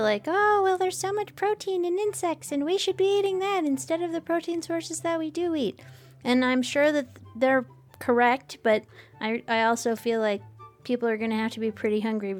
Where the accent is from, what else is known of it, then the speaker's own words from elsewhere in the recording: United States; I am an American